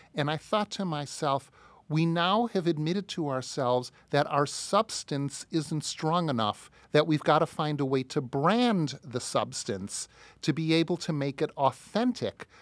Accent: United States; as American Jews

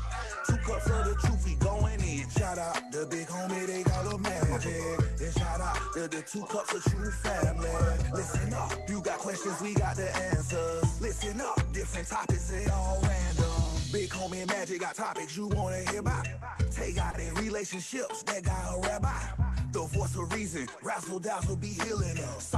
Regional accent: Nigeria; now in Minnesota, United States; I am a Nigerian, Cameroonian, Afrofusion artist, model, and actor, and I am based in Minnesota.

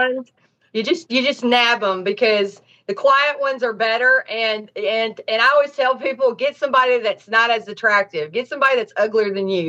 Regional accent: Nashville, Tennessee, United States; also born or lived in Miami, Florida; now in Los Angeles, United States; I'm from Tennessee, Nashville

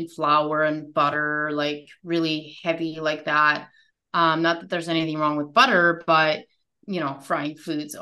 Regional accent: United States; I grew up in America

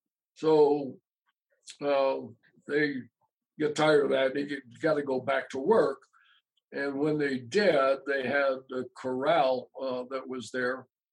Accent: Utah, United States; You know, we're on the east side of Utah, all the way across the state.

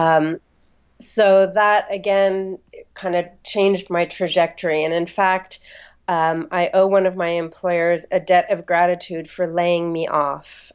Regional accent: Los Angeles, California, United States; moved away as an adult; also born or lived in Santa Fe, New Mexico; now in London, United Kingdom; I uh, grew up on the west coast of the U.S um, first in Santa Fe, New Mexico until I was about eight, and then in Los Angeles

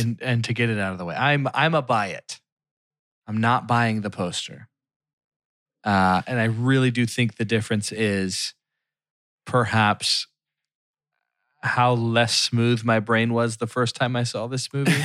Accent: Philadelphia, Pennsylvania, United States; my hometown

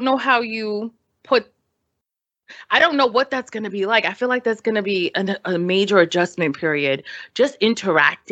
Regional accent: New York City, New York, United States; now in Los Angeles, United States; we're city kids. Like, we grew up in New York City. Even though we live in LA now

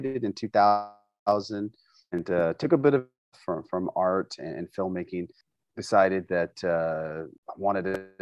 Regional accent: Tulsa, Oklahoma, United States; I'm actually born and raised in Tulsa, Oklahoma, and I spent my whole life here.

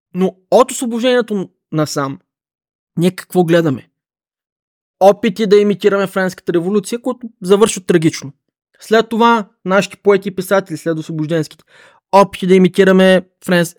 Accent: Bulgaria; като българин

